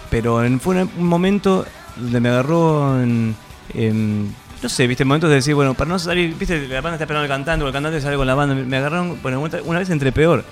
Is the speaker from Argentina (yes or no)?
yes; Buenos Aires, Argentina; moved away; nací en Argentina, viví en Buenos Aires todo